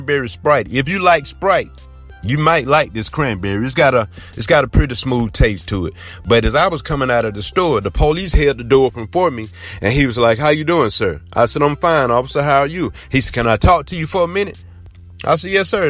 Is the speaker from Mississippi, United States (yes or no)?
no; Blakely, Georgia, United States; I'm from Blakely, Georgia.